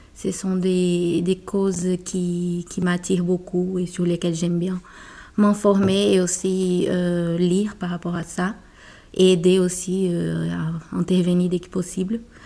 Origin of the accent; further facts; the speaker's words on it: Brazil; French is a second language; moved away as an adult; now in France; je suis brésilienne